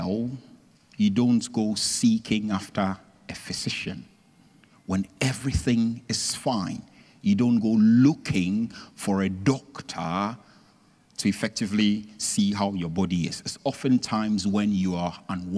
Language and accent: English; Ghana; I'm originally from Ghana